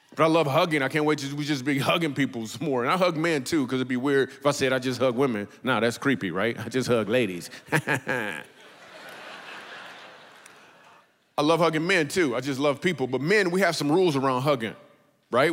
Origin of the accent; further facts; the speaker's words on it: Michigan, United States; We grew up in Michigan